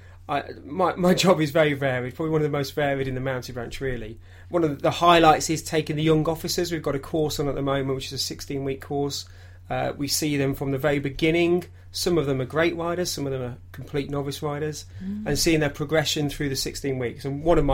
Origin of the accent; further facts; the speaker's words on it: Derbyshire, East Midlands, United Kingdom; growing up in Derbyshire